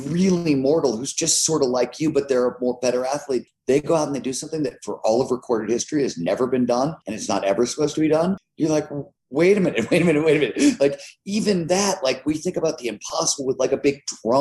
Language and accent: English; Cleveland, Ohio, United States; I grew up in Cleveland, Ohio in the 70s